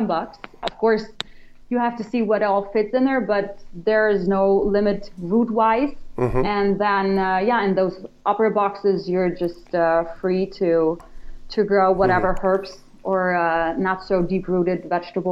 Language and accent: English; Germany; moved away; I'm from Germany, and we founded the company here